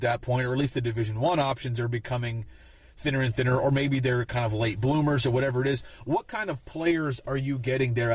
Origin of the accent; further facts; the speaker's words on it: Pennsylvania, United States; moved away as an adult; also born or lived in Iowa; I was coming from Pennsylvania